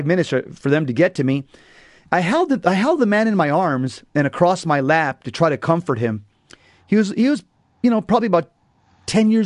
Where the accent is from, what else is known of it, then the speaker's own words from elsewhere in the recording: San Fernando, California, United States; I grew up in San Fer